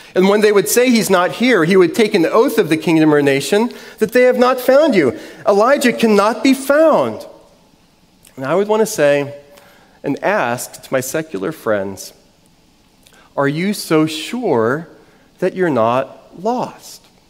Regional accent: New Orleans, Louisiana, United States; I grew up in New Orleans

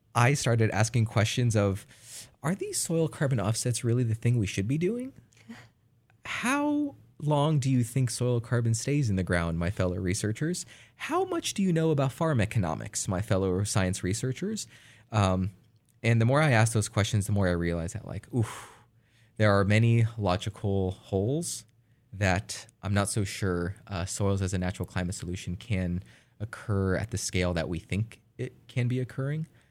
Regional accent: California, United States; I'm from California

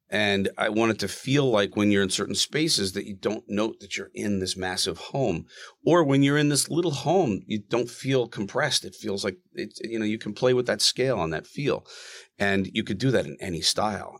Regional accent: Plymouth County, Massachusetts, United States; now in Rumson, United States; I grew up in Plymouth County

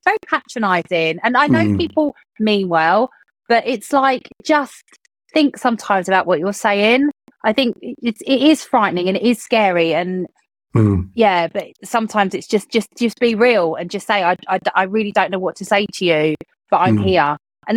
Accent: United Kingdom; being British people

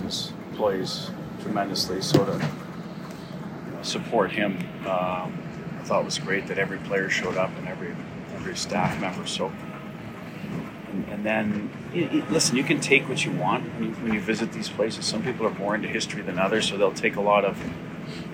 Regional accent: Canada; now in United States; as a Canadian growing up

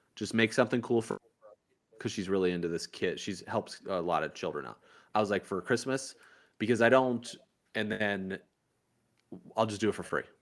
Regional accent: Indiana, United States; now in Miami, United States; growing up in Indiana

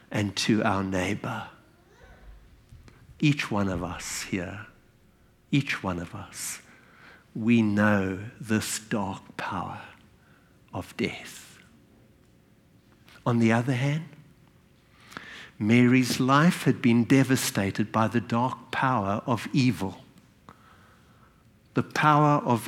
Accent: South Africa; I was born in South Africa. And from my very early childhood, as a white South African

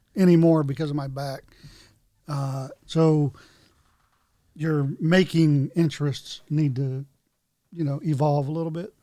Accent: North Carolina, United States; I had growing up in North Carolina

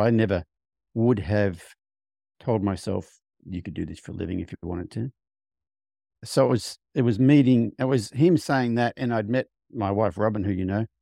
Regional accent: Australia; moved away as an adult; now in United States; I grew up on a farm in Australia, rode horses a lot as a kid

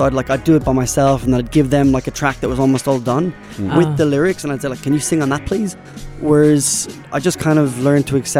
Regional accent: Ireland; moved away as an adult; also born or lived in Australia; now in Sharjah, United Arab Emirates; I'm originally from Ireland. I moved here from Australia because I was there for a farewell first, like 7 or 8 years

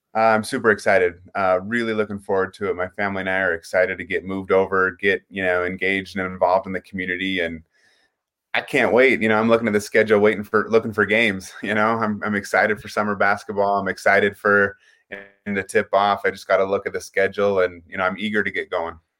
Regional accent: Pocatello, Idaho, United States; I'm from Pocatello. I went to Highland High School

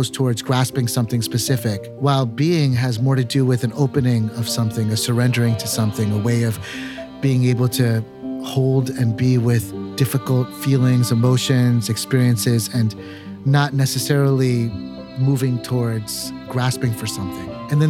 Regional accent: United States; So growing up in America was always this sense of being and belonging as an American, but only partially

